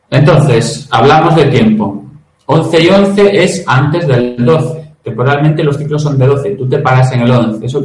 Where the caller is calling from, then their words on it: Cartagena, Region of Murcia, Spain; buenas, ¿cómo estáis?